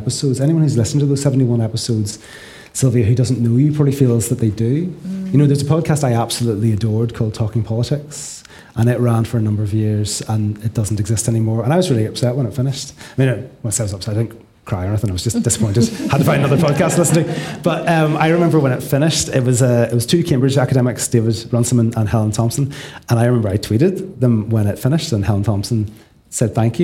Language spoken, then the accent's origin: English; Ireland; the Irish non-social worker who makes the podcast for the British Association of Social Workers